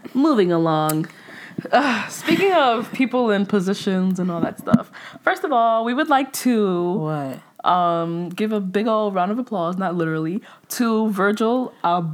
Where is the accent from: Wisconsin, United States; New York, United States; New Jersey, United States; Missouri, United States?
New York, United States; New York City; also born or lived in Nigeria; by the way of Brooklyn, right? I came to America when I was six months